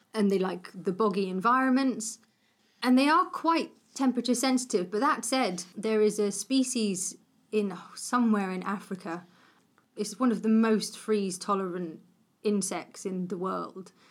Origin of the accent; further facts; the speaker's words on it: Cornwall, South West England, United Kingdom; I grew up in Cornwall.